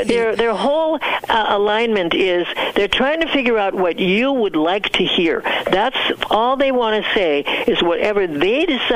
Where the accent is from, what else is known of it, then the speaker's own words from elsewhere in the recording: United States; also born or lived in Southeast Asia; I was so proud of being an American